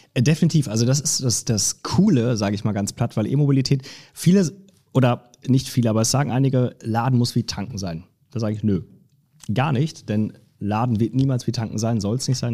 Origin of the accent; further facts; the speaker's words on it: Lower Saxony, Germany; moved away as an adult; also born or lived in Cologne / Munich / Stuttgart; now in Frankfurt, Germany; Ich komme eigentlich aus Niedersachsen, ah. also ganz hoch, genau, wo man, wo man quasi das, das reinste Deutsch spricht.